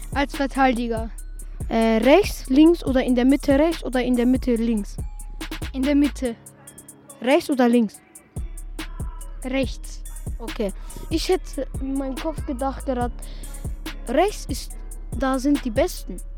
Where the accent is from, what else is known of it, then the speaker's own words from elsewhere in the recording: Vienna, Austria; now in Salzburg, Austria; Ich bin leider in Wien geboren.